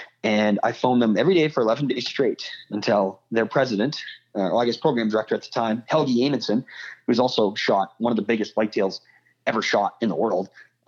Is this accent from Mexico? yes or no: no; Canada; I'm a Canadian boy